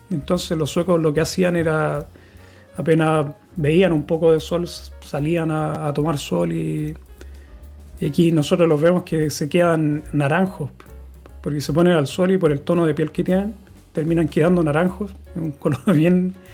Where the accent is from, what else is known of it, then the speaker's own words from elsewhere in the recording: Santiago, Santiago Metropolitan Region, Chile; now in Gothenburg, Sweden; Cuando yo llegué, yo vengo de Santiago, una ciudad que hace mucho calor en el verano y están bien marcadas las estaciones, igual que aquí en Suecia